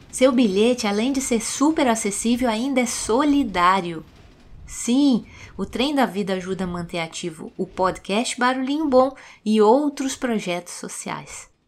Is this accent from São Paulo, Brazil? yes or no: no; Minas Gerais, Brazil; Mas, como mineirinha que sou, trem faz parte da minha história de vida. Eu vim do interior e passeei muito de Maria Fumaça lá na minha infância, nas serras de Minas Gerais.